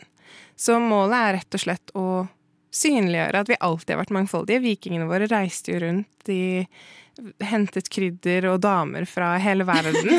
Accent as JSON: {"language": "Norwegian", "country": "Norway", "said": "jeg er jo norsk og brun"}